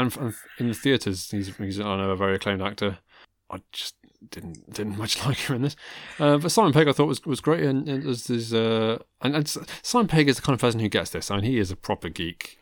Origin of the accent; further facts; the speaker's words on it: Worcestershire, West Midlands, United Kingdom; I grew up in Worcestershire